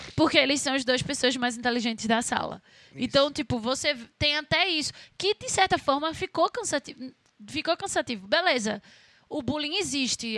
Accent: Brazil; eu sou brasileira

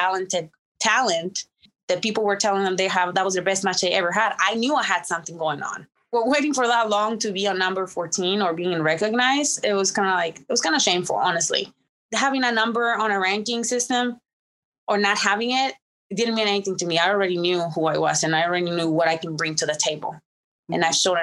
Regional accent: Mexico; now in United States; I was born in Mexico, born and raised in Mexico, but all my success happened in America and I am an American citizen

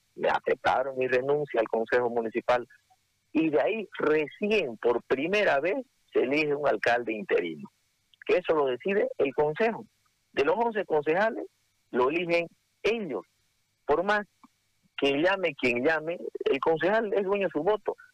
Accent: Santa Cruz, Bolivia; Soy camba, soy cruceño igual que ustedes.

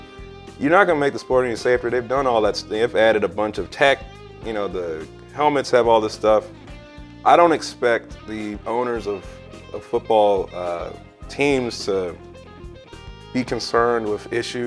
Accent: Texas, United States; I'm Texan.

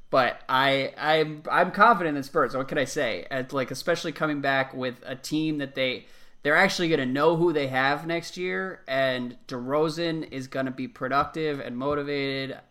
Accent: United States; growing up in America

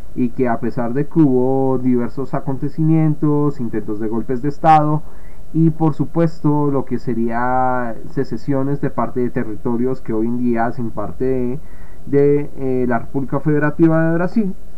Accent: Colombia; del caso colombiano, que es de donde yo vengo

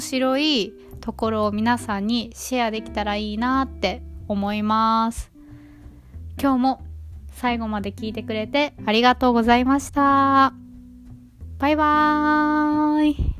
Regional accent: Osaka, Japan; accent: Osaka-ben; 私は大阪生まれ大阪育ちなので普段友達や家族と話す時は大阪弁を話します

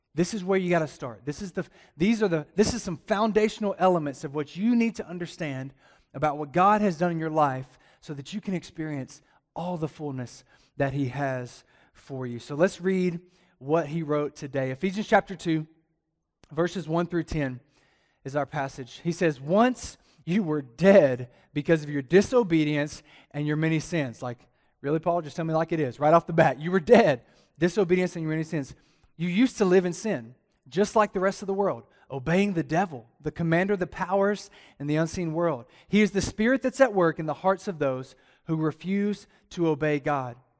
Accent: Alabama, United States; also born or lived in Atlanta, Georgia; now in Las Cruces, United States; I'm from Alabama

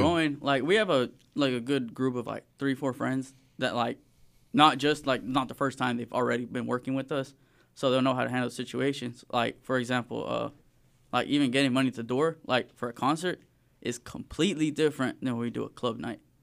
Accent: Springdale, Arkansas, United States; also born or lived in Fayetteville, Arkansas; I was born in Fayetteville. I've, like, straight, like, been raised in Springdale my whole life

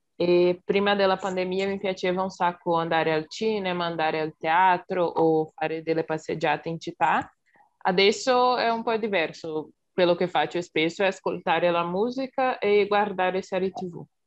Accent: Belo Horizonte, Minas Gerais, Brazil; Italian is a second language; ho 22 anni e sono di Belo Horizonte

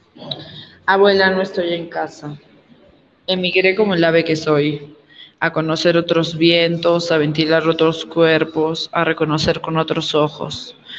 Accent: Arequipa, Peru; now in Cusco, Peru; soy arequipeña y eh, estoy radicando en Cusco

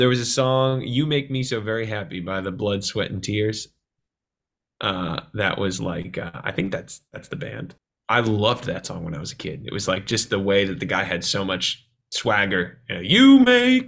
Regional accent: Vermont, United States; moved away as an adult; also born or lived in Long Island, New York / Los Angeles, California; now in Nashville, United States; I grew up in Vermont. Actually was born on Long Island in New York. Moved to Vermont when I was two.

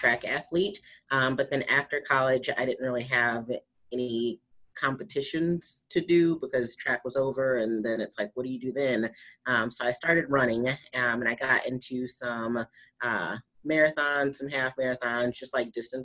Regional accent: St. Louis, Missouri, United States; I did the St. Louis Pro, which was in my hometown

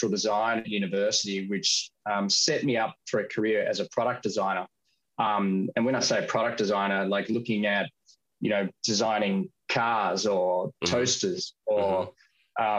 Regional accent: Australia; I've born and raised in Australia

